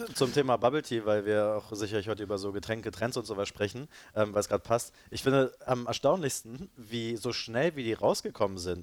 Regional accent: Berlin, Germany; also born or lived in Leipzig / Cologne / Madrid / London; ich bin äh, hier in Berlin geboren und aufgewachsen

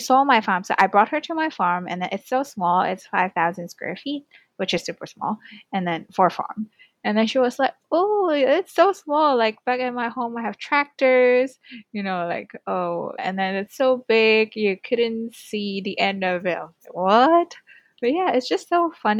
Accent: Hong Kong; growing up in Hong Kong, I'm the only child

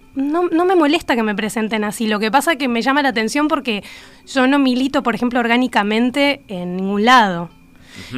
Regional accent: La Plata, Buenos Aires Province, Argentina; moved away as an adult; now in Uruguay; soy platense con que vivo

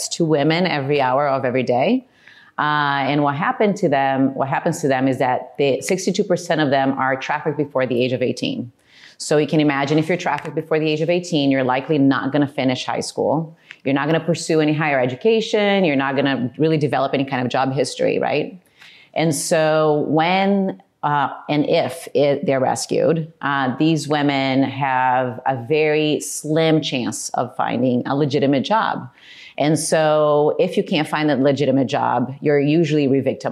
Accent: Brazil; moved away; I was born and raised in Brazil and had a regular childhood

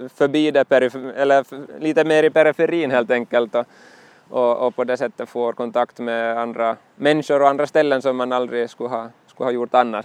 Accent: Nykarleby, Ostrobothnia, Finland; also born or lived in Pedersöre; Nykarleby i Österbotten är min hemort egentligen, jag, eller jag är född i Pedersöre

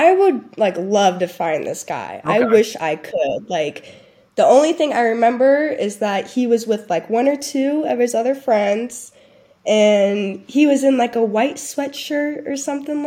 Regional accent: Cincinnati, Ohio, United States; I'm from Cincinnati

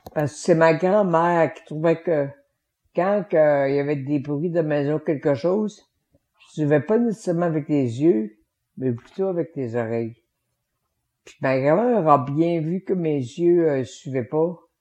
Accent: Victoriaville, Quebec, Canada; J'ai quitté l'Institut pour aller faire le cinquième secondaire à l'école euh, secondaire de, de, de chez nous

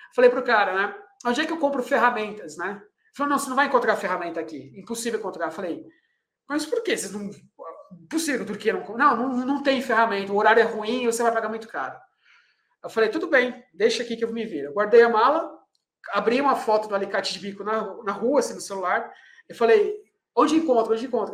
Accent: Brazil

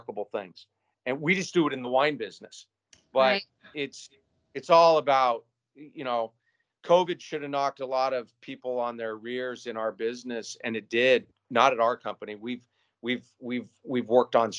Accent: Spokane, Washington, United States; also born or lived in Seattle / San Diego; now in Gig Harbor, United States; I grew up in Spokane, other side of the state

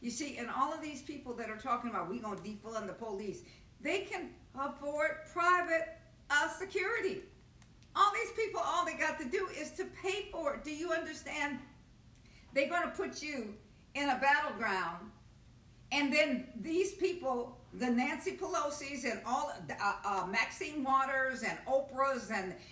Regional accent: Nigeria; I'm a Nigerian and I'm from Nigeria and I'm going back to Nigeria.

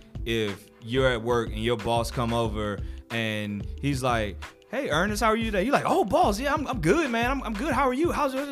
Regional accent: the South, United States; If I'm just kicking it with the homies, I'm from the South. A lot of times I might not enunciate a lot of my words.

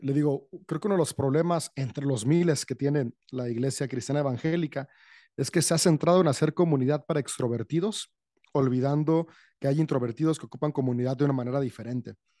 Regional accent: San Francisco del Rincón, Guanajuato, Mexico; de México, soy en León, Guanajuato, México. Bueno, estrictamente San Francisco la ciudad

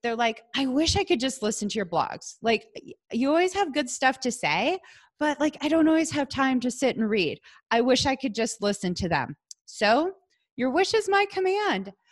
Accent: Wisconsin, United States; moved away as an adult; now in Colorado, United States; I'm from Wisconsin

